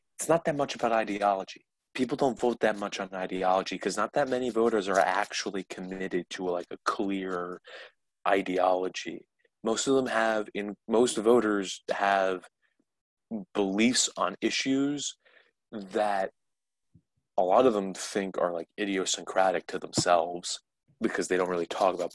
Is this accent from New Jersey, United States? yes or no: yes; New Jersey, United States; I'm from New Jersey, Cory Booker's always on my mind because he's my state's senator.